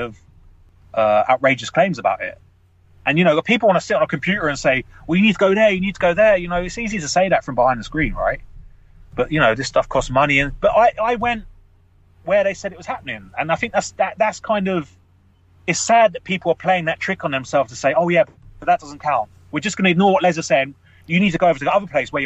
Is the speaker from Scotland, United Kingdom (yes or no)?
no; London, United Kingdom; I grew up in London